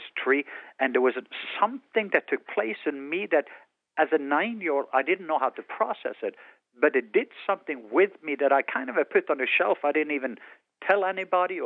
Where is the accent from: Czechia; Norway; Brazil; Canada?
Norway; southwest coast; English is a second language; moved away; I was born in Norway on the southwest coast. That's why I have an accent.